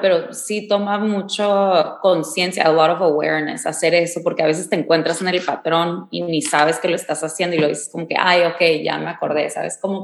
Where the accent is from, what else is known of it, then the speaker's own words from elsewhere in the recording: Mexicali, Baja California, Mexico; yo crecí en Mexicali